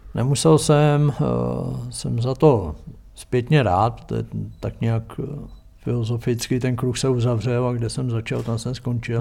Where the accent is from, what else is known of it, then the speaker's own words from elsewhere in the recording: Třeboň, South Bohemian Region, Czechia; also born or lived in Jindřichův Hradec; já jsem se narodil v Jindřichově Hradci, protože tam byla porodnice, jinak jsem v Třeboně. Vyrost jsem v Třeboni